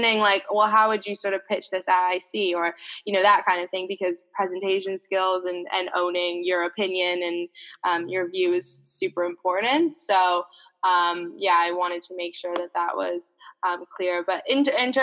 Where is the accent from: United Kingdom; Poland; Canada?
Canada; In the town that I grew up in Canada, rugby was sort of the big sport